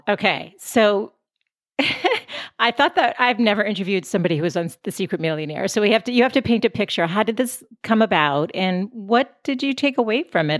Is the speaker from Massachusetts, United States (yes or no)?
yes; Boston, Massachusetts, United States; moved away as an adult; now in San Diego, United States; I'm from Boston originally. We moved out to San Diego five years ago